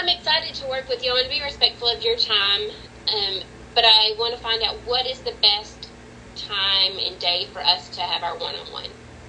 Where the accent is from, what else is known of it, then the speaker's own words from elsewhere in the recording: Texas, United States; So I'm from Texas. So whenever I was in Texas, I did full facilities management.